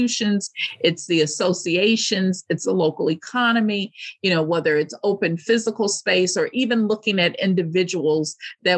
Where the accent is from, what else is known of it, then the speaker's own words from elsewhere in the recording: United States; as American women